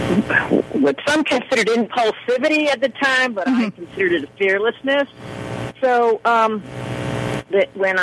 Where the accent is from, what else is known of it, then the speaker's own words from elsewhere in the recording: Chicago, Illinois, United States; moved away as an adult; now in New Orleans, United States; I grew up in South Chicago in the steel mills.